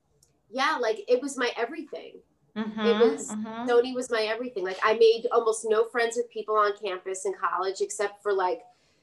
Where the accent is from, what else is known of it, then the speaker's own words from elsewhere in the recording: New York City, New York, United States; also born or lived in Cupertino / Puerto Rico; Brooklyn girl